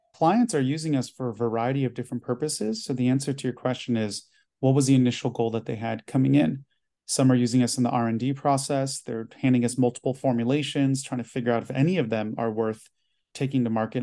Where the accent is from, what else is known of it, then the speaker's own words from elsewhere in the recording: United States; I'm Chinese American, first generation